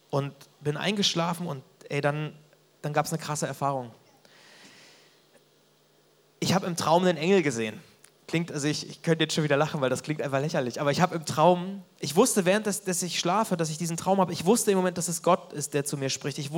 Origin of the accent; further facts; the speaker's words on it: Mecklenburg-Vorpommern, Germany; Und dann musste ich nach Mecklenburg irgendwie zurück, da wo ich aufgewachsen bin.